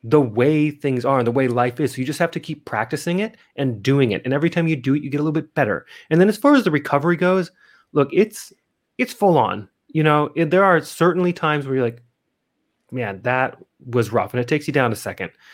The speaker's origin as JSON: {"language": "English", "town": "Missoula", "region": "Montana", "country": "United States", "tie": "born or raised there", "also_born_or_lived": "Adelaide, South Australia", "moved": "as an adult", "lives_now": "Las Vegas, United States", "said": "I'm originally from Missoula, Montana"}